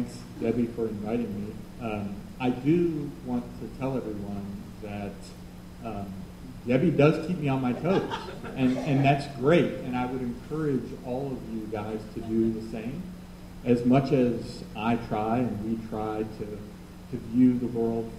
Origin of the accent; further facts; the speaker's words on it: Louisville, Kentucky, United States; moved away as an adult; also born or lived in Charlottesville, Virginia / Washington, D.C.; I grew up here in Louisville, in the Tyler Park neighborhood primarily